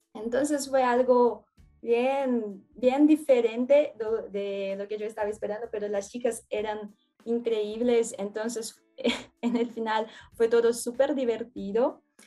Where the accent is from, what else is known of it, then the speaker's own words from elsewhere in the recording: São Paulo, Brazil; Spanish is a second language; also born or lived in Juqueí; yo soy de São Paulo, Brasil.